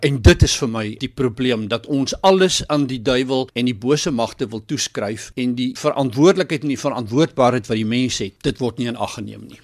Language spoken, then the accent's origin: Afrikaans; South Africa; ons as Suid-Afrikaners hier in die suidpunt van Afrika